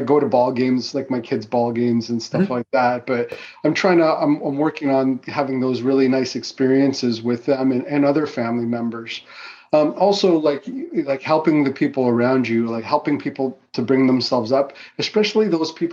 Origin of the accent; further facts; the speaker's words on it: Fiji; also born or lived in Goa, India; now in Canada; I was born in the Fiji Islands